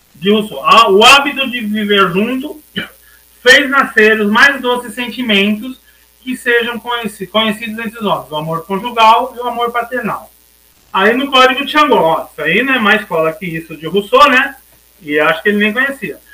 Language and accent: Portuguese; Brazil; a gente se sentir no nosso país como brasileiros